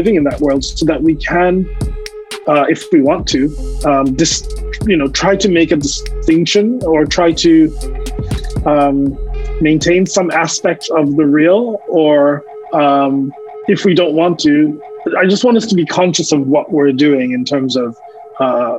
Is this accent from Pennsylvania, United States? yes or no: no; New York, United States; also born or lived in Caribbean; I moved from the Caribbean to the United States, to New York, where I grew up